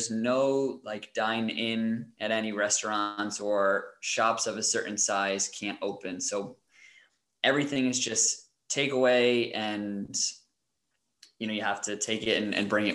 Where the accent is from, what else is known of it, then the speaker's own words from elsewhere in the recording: United States; moved away as an adult; also born or lived in Germany; now in Denmark; for us as Americans